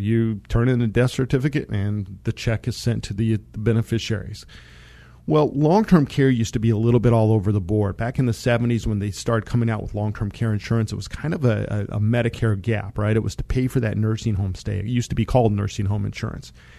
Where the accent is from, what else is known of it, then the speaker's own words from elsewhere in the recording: Monte Vista, Colorado, United States; I grew up in Monta Vista, Colorado.